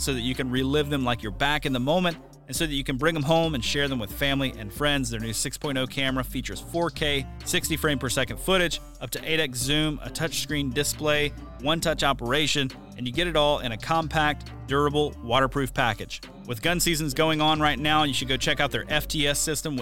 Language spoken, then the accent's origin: English; the South, United States; growing up in the South, we always hunted a lot of power lines